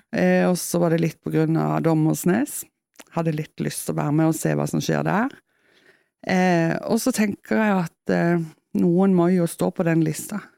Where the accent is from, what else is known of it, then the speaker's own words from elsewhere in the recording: Kristiansand, Agder, Norway; accent: Kristiansand dialect; now in Etne, Norway; når jeg kommer hjem, jeg jo, eller hjem da, til Kristiansand, så ja. får jeg jo beskjed om at, eh, at, jeg snakker sånn som jeg gjorde når jeg flytta